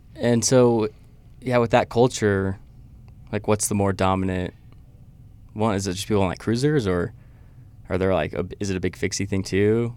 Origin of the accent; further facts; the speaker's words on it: Idaho, United States; moved away; I'm from Idaho